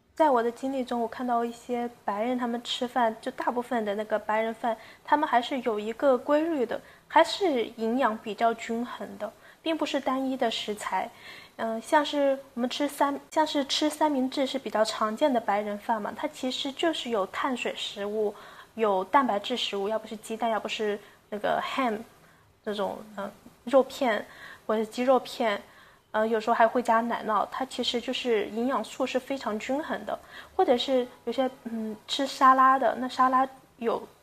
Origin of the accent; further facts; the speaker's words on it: China; also born or lived in United States; 我们嗯。中国人有些习惯是饭后喝茶